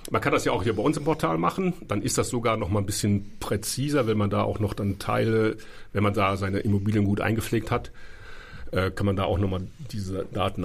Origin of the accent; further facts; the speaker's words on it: Cologne, North Rhine-Westphalia, Germany; now in Berlin, Germany; da, wo ich herkomme, Nordrhein-Westfalen